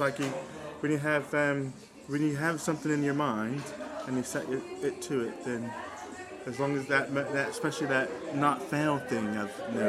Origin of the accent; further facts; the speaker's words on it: Newark, New Jersey, United States; also born or lived in Plainfield, New Jersey; I was born in Newark, but lived in Plainfield as well.